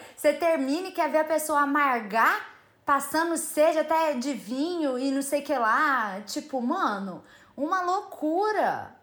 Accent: Uberaba, Minas Gerais, Brazil; Eu cresci ouvindo essas músicas, porque sou de Uberaba, Minas Gerais, beijo pra minha terra raiz

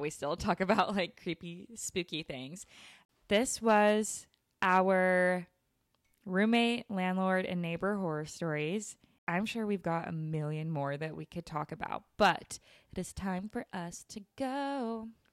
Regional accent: Utah, United States; I grew up in Utah

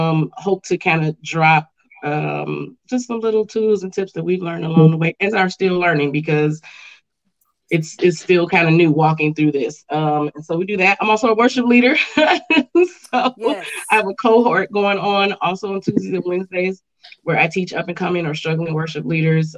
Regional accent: Chicago, Illinois, United States; now in Grand Rapids, United States; I'm from Chicago, originally from the West Side.

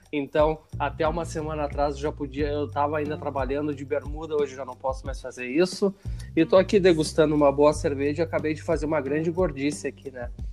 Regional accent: Caxias do Sul, Rio Grande do Sul, Brazil; lá da minha cidade, Caxias do Sul

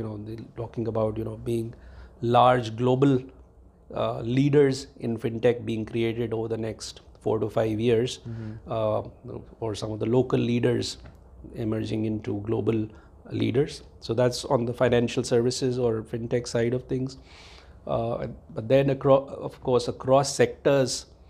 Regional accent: India; I grew up in India, and I did my education in India

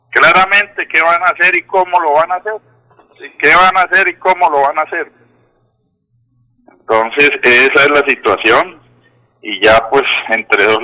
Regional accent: Bucaramanga, Santander, Colombia; yo me encuentro ya aquí en la ciudad bonita, en mi tierra, mi tierrita, Bucaramanga

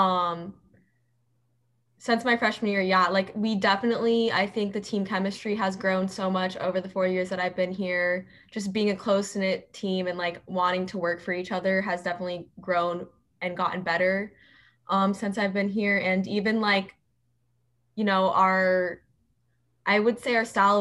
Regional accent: Phoenix, Arizona, United States; I'm local, so I've lived in Arizona my entire life, and I am from Ahwatukee, so that's probably about 25 minutes away from the Tempe campus, and that's where I grew up

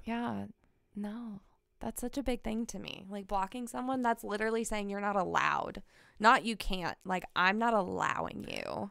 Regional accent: Kansas City, United States; born and raised in Kansas City.

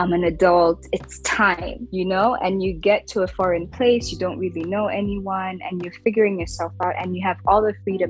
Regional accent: Rwanda; also born or lived in United States; I'm also African, I'm also a woman, I'm also from Rwanda.

